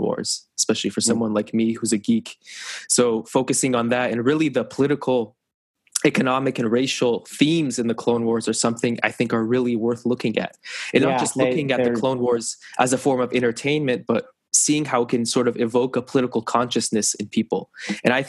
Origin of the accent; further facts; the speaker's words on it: Corvallis, Oregon, United States; I was born and raised in Corvallis, Oregon